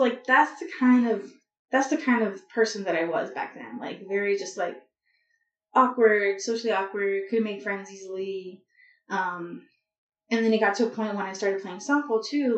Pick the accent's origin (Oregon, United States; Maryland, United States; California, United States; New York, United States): California, United States; Los Angeles; I grew up in Southern California, so like a little bit north of downtown LA in the San Fernando Valley